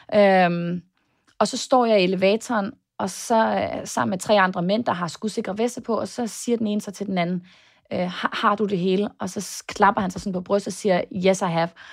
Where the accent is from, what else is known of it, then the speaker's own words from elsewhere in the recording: Denmark; now in United States; hjemme i Danmark